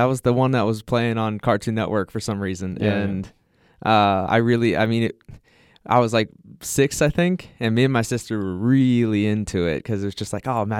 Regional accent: Ohio, United States

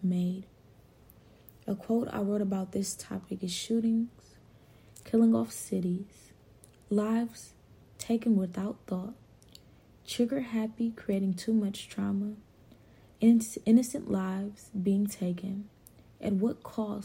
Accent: Cleveland, Ohio, United States; now in Durham, United States; I am from Cleveland, Ohio, and from my experience from moving to Durham, North Carolina

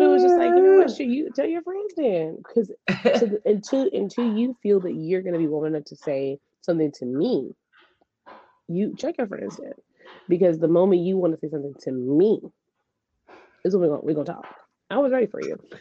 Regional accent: Memphis, Tennessee, United States; I'm from Memphis

